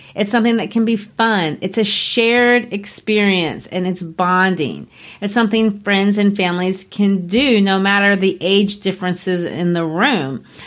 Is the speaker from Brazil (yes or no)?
yes; Brazil; moved away; growing up in Brazil